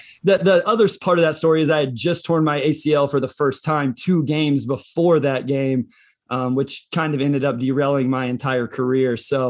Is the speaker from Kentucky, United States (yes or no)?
no; Southwest Kansas, United States; I'm from Southwest Kansas, a little town of 1500 people